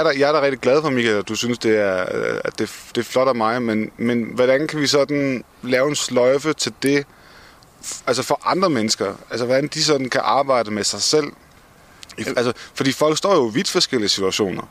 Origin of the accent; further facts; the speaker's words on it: Denmark; som danskere